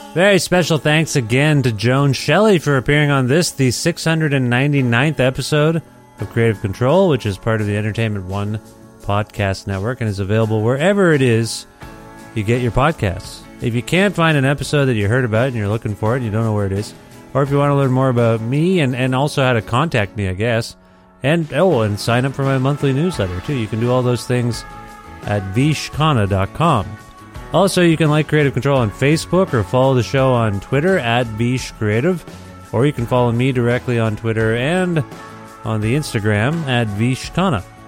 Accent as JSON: {"language": "English", "region": "Ontario", "country": "Canada", "also_born_or_lived": "Guelph, Ontario", "moved": "as an adult", "said": "I'm from Ontario"}